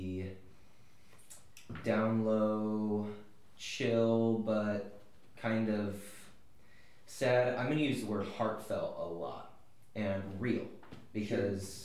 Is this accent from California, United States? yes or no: yes; Susanville, California, United States; moved away as an adult; now in Nashville, United States; I grew up in a super small town just 15 minutes west of the Nevada border called Susanville